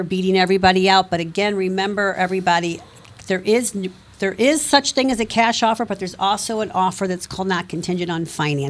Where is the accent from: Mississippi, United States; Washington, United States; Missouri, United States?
Missouri, United States; Ferguson; I grew up in Ferguson.